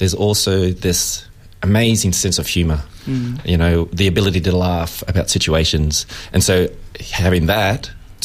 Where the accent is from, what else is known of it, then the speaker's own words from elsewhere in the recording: Samoa; now in Australia; I'm a black fella from another rock. I'm from Samoa